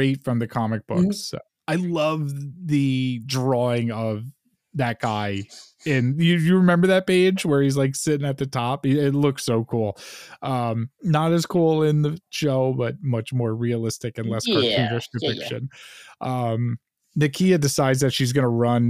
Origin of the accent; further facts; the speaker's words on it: Long Island, New York, United States; growing up on Long Island